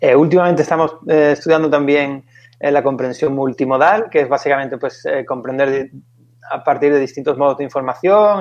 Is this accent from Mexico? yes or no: no; Seville, Andalusia, Spain; moved away as an adult; also born or lived in Valencia; yo soy de Sevilla